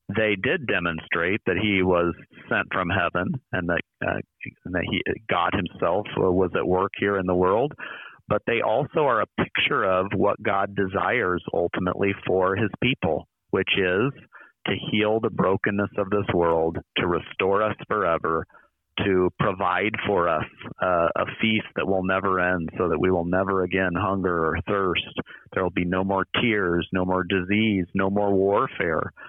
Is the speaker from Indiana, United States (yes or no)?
no; near Iowa City, United States; now in St. Louis, United States; I grew up near Iowa City